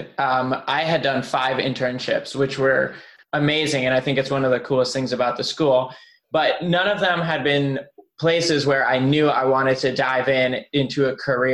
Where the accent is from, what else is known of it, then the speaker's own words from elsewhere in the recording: Pittsburgh, Pennsylvania, United States; also born or lived in Berlin, Germany; I was born in Berlin, grew up there, and then moved to Pittsburgh. So I grew up in Pittsburgh